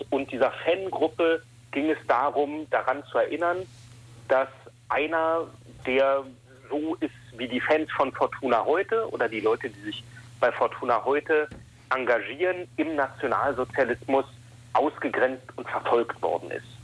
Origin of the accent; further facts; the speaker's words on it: Berlin, Germany; moved away as an adult; also born or lived in Ulm; now in Düsseldorf, Germany; ich komme aus Berlin. Ich bin in Westberlin noch vor dem Fall der Mauer geboren und aufgewachsen